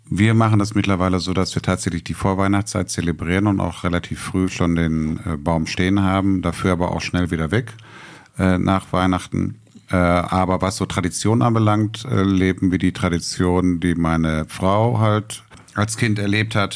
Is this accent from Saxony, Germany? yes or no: no; Welheim, North Rhine-Westphalia, Germany; ich komme komm aus Wellheim, ich lebe in Wellheim